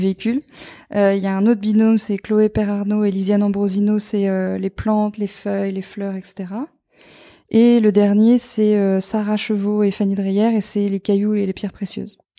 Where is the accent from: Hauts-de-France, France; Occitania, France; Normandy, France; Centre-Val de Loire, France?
Normandy, France; j'ai grandi donc en Normandie au bord de la mer